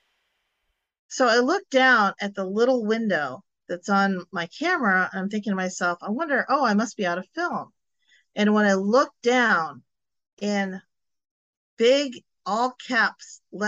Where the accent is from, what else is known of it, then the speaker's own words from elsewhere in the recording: Illinois, United States; moved away as an adult; now in Florida, United States; when I grew up in Illinois, and we moved down to Florida probably about 24, 25 years ago